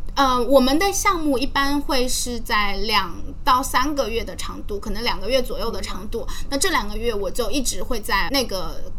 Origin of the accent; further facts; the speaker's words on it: Zhejiang, China; 因为我是浙江人嘛